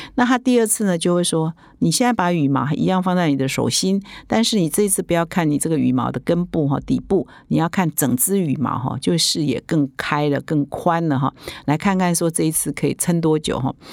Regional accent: Taiwan; 我们台湾人啊，或者是我们华人

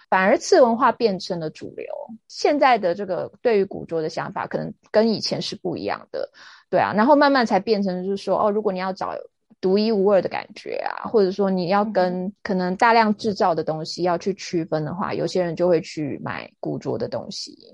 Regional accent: Taiwan; also born or lived in London; 我们台湾人

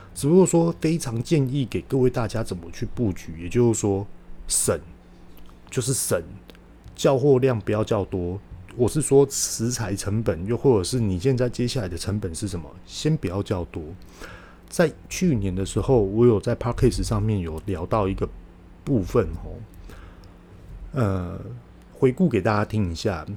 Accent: Taiwan; 我们台湾人呢，勇创于商品，可以辅助我们的商品做外销

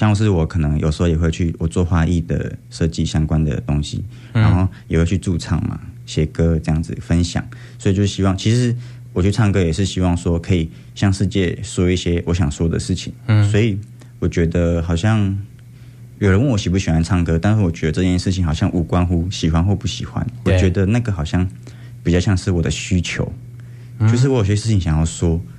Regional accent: Hualien County, Taiwan; 嗯，那我好像应该要想一想，就是我为什么要回来，然后为什么要为什么我是花莲人。

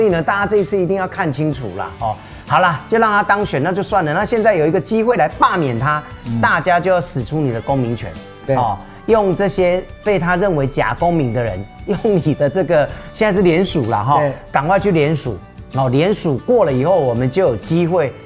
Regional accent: Taiwan; 我们都有拿中华民国台湾的身份证，我们都是台湾人，我们都是公民

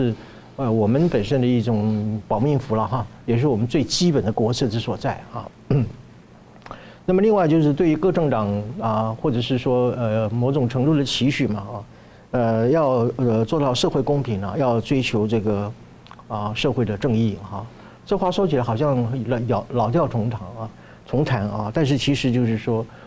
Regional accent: Taiwan; 所以我们台湾人一定要看清这个国际情势的主旋律啊，同时要啊重视我们台湾地位的重要性啊。

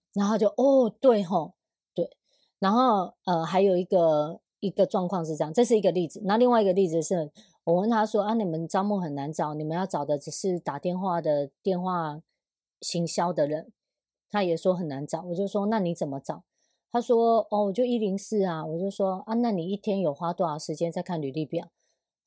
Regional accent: Sanzhi, New Taipei, Taiwan; moved away; 因为我家以前住在三芝

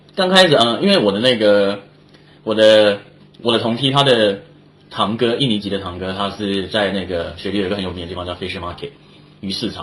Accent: Taiwan; moved away as an adult; now in Australia; 像我从台湾来，那我之前也是做服务业

